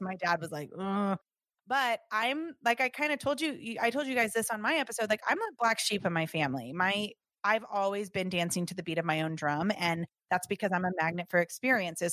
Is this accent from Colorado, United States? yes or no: no; Southern California, United States; I grew up in Southern California